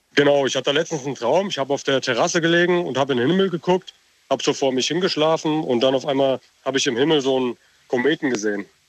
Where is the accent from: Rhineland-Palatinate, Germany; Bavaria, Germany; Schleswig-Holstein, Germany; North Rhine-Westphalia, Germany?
Rhineland-Palatinate, Germany; Hunsrück; ich komme aus Rheinland-Pfalz